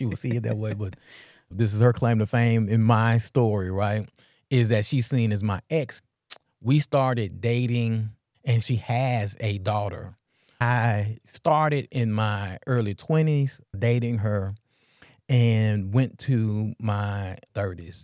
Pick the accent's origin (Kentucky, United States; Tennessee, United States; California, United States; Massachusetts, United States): Tennessee, United States; Memphis; I'm from North Memphis